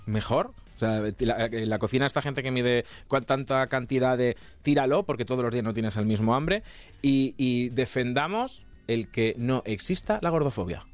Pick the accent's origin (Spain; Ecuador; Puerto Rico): Spain; Toledo, Castilla-La Mancha; yo soy de Castilla-La Mancha